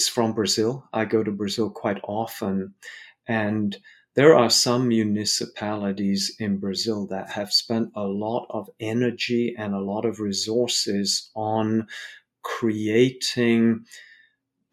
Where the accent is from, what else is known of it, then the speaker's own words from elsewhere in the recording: London, United Kingdom; I grew up in London, I have a lot of family in Poland